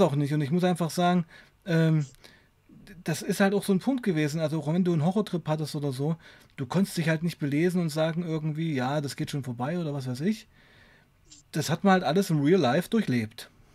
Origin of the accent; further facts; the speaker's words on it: Weißenfels, Saxony-Anhalt, Germany; bei uns in Weißenfels